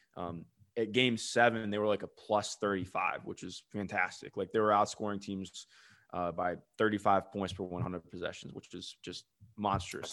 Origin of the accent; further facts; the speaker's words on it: Cleveland, Ohio, United States; I grew up in Cleveland